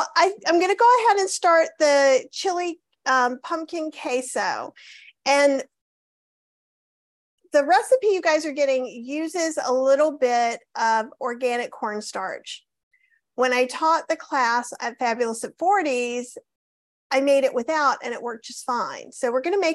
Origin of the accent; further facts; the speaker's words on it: the South, United States; I'm from the South